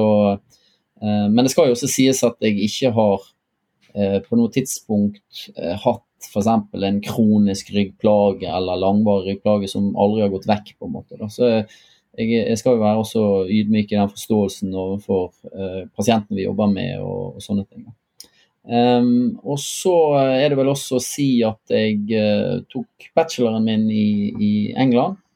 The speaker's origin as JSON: {"language": "Norwegian", "town": "Bergen", "region": "Vestland", "country": "Norway", "said": "Så som mange kanskje hører, så er jeg fra Bergen."}